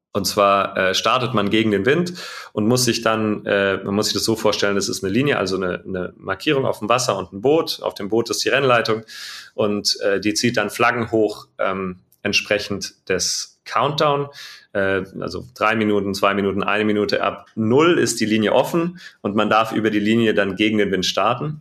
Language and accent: German; Radolfzell, Baden-Württemberg, Germany; ich bin vom Bodensee, ganz im Süden von Deutschland, äh, im Westen, in Radolfzell geboren